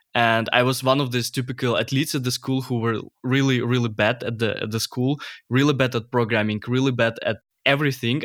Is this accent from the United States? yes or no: no; Ukraine; moved away as an adult; now in Germany; I'm originally from Ukraine.